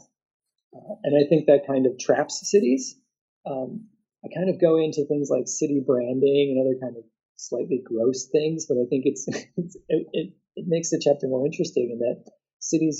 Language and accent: English; outside of Chicago, Illinois, United States; also born or lived in Christchurch; now in Brisbane, Australia; I grew up outside of Chicago